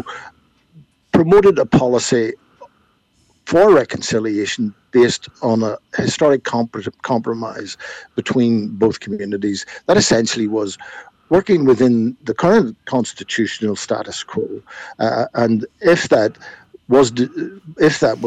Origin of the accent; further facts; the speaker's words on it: Northern Ireland, United Kingdom; we were growing up in Northern Ireland